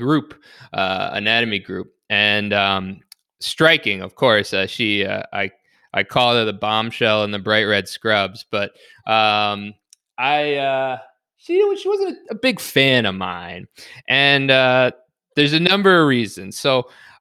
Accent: New York City, New York, United States; moved away as an adult; also born or lived in Long Island, New York / Syracuse, New York / Chicago, Illinois; now in Buffalo, United States; So I actually grew up in Queens, the New York City area

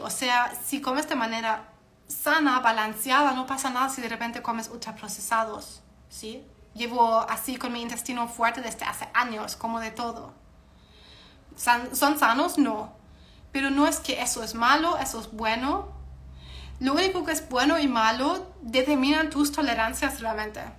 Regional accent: Germany; soy alemana

